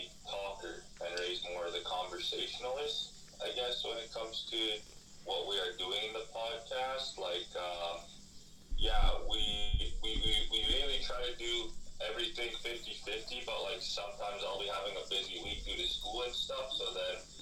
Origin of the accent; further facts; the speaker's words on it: Saskatchewan, Canada; moved away as an adult; now in Alberta, Canada; I'm from Saskatchewan. I go to school in Alberta.